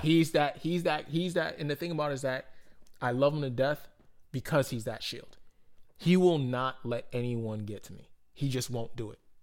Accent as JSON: {"language": "English", "town": "Boston", "region": "Massachusetts", "country": "United States", "said": "I'm like from Boston"}